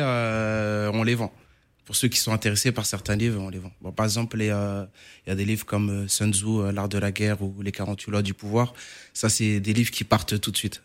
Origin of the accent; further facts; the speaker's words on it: Paris, Île-de-France, France; also born or lived in Cape Verde; nous, comme on est natif de Danube